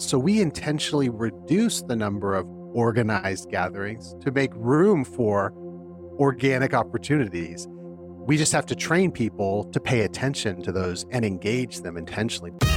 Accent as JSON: {"language": "English", "region": "California", "country": "United States", "tie": "born or raised there", "moved": "yes", "lives_now": "Philadelphia, United States", "said": "growing up in California and my family, most of my family and my wife's family being out there"}